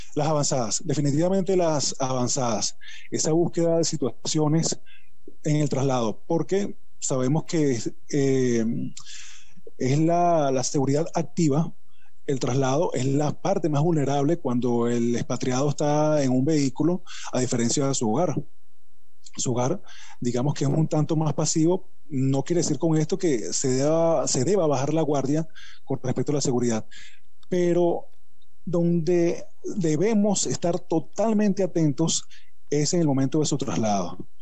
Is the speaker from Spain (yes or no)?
no; Venezuela; mi país